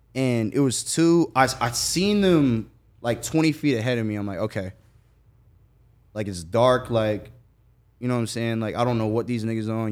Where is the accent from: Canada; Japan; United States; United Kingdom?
United States; Jacksonville, Florida; I'm from Jacksonville